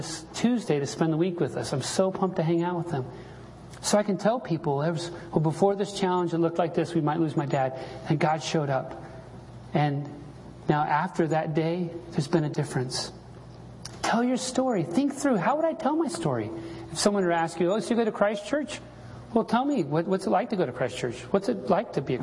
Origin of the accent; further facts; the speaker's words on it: Salt Lake City, Utah, United States; when I was a little kid growing up in Salt Lake City